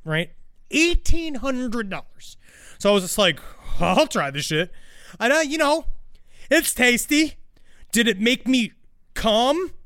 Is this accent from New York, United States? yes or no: yes; New York City, New York, United States; I was born in Queens, New York City.